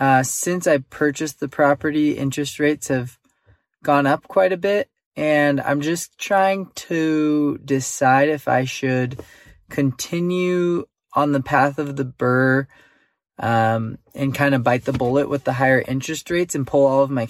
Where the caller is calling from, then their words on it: San Diego, California, United States; I'm 26 from San Diego, California.